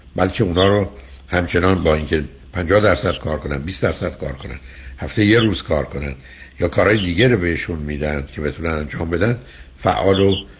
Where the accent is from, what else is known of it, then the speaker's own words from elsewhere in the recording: Iran; ما ایرانی هستیم